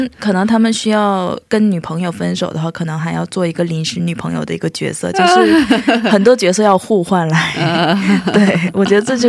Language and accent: Chinese; China; moved away as an adult; now in South Korea; 因为我是在中国长大，